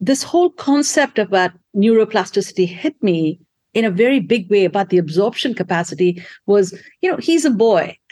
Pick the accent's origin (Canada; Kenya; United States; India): India; moved away; there's a little town that I grew up in India